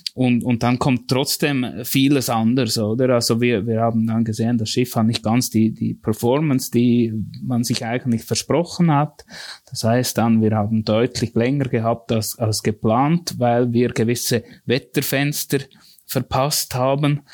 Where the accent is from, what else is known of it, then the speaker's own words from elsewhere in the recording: near Thun, Bern, Switzerland; ich bin eigentlich ganz bürgerlich in dem Sinne aufgewachsen, in der, in der Nähe von Thun